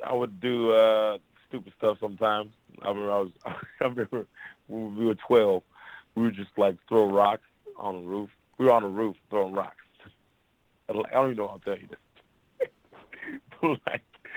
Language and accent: English; Memphis, Tennessee, United States; also born or lived in Portland, Oregon / Orlando, Florida; I'm from Memphis, Tennessee